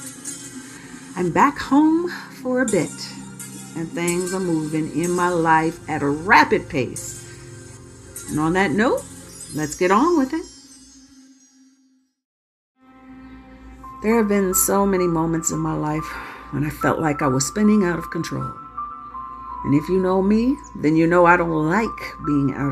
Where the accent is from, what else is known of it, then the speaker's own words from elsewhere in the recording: Chicago, Illinois, United States; moved away as an adult; also born or lived in Los Angeles; I was born on the west side.